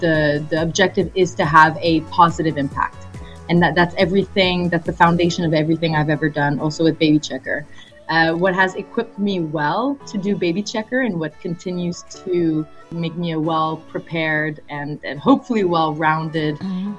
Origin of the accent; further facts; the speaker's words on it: Montreal, Quebec, Canada; born there; first language French; English is a second language; Yeah, sure. So My background is, well, I'm Canadian. I'm French-Canadian, as you may have been able to tell by the pronunciation of my name. So my mother tongue is French. I was born in Montreal.